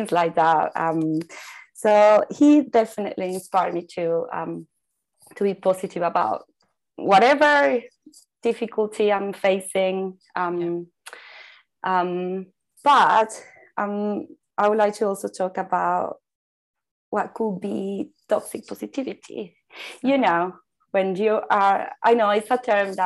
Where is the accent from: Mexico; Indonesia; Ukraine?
Mexico; moved away; I was born in Mexico. I grew up in a Mexican culture that sees colors everywhere